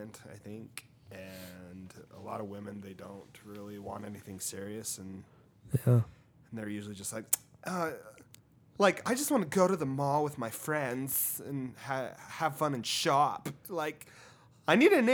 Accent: Provo, Utah, United States; I'm from Provo

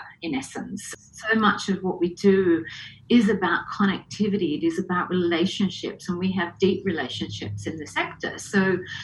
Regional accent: Adelaide, South Australia, Australia; moved away as an adult; also born or lived in Hong Kong / London; I was brought up in Adelaide fairly conventionally

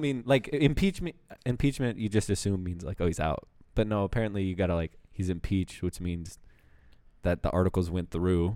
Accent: United States; I was born in America

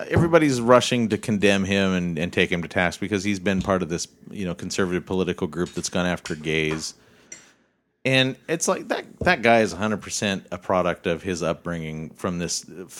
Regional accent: Bellingham, Washington, United States; I'm from Bellingham.

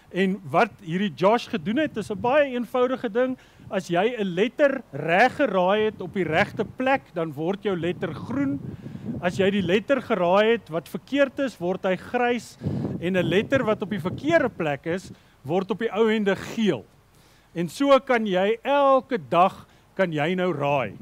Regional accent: South Africa; as Afrikaners

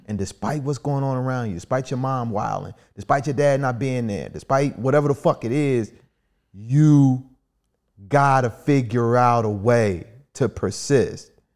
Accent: Kansas City, Missouri, United States; moved away as an adult; also born or lived in Virginia; now in Washington, D.C., United States; I'm originally from Kansas City.

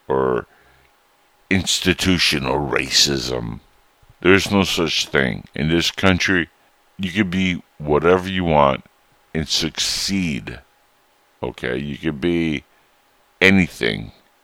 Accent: United States; we, as American citizens

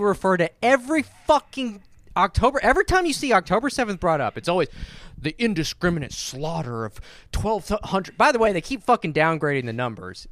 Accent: the American South, United States; I was born and raised in the American South my entire fucking life

